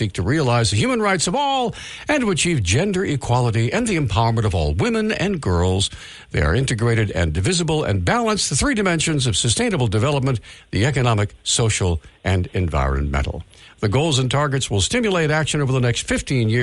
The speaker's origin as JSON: {"language": "English", "country": "United States", "tie": "born or raised there", "said": "born and raised in the United States"}